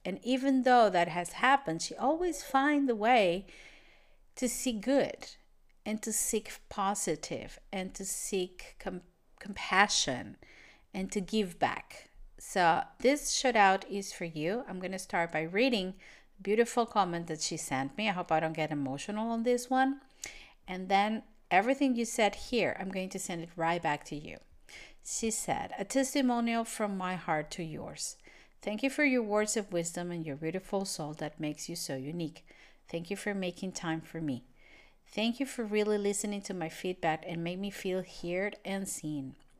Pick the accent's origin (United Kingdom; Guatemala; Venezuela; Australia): Venezuela; English is a second language; moved away as an adult; now in Portugal; I'm from Venezuela, and I moved to Europe